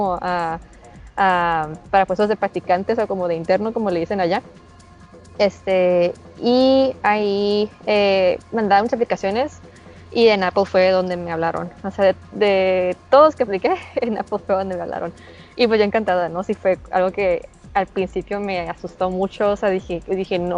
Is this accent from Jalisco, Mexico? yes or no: no; Mexicali, Baja California, Mexico; Soy de Mexicali, Baja California.